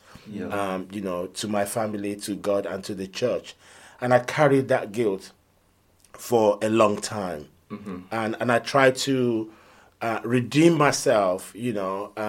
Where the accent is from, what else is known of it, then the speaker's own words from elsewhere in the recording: Nigeria; also born or lived in London; now in United Kingdom; I mean, I was born in London, but raised in Nigeria. So I'm one of those children that they gave birth to in London, and then 3 years later, you know, we went back with the family to Nigeria